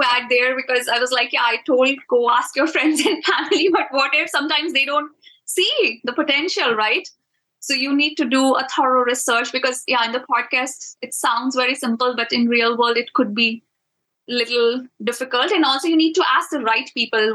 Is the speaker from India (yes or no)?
yes; India; I'm from India